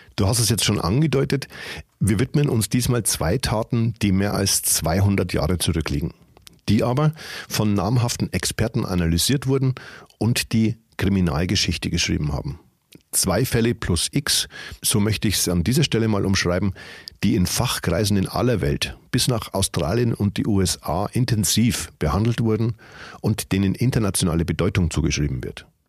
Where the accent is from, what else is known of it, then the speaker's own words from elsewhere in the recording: Regendorf, Bavaria, Germany; in meiner Heimatstadt